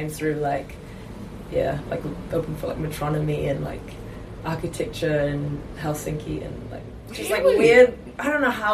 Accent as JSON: {"language": "English", "region": "Auckland", "country": "New Zealand", "tie": "born or raised there", "also_born_or_lived": "South Africa", "said": "I grew up in Auckland"}